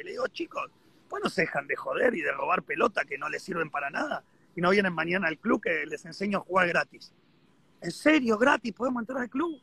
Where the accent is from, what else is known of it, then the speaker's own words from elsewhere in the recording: Argentina; estoy varado acá, soy argentino, no sé cuándo me voy a poder volver